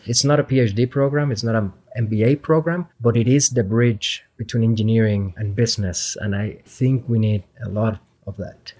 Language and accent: English; Puerto Rico; moved away as an adult; also born or lived in Madison, Wisconsin; I am originally from Puerto Rico, went to school at the University of Puerto Rico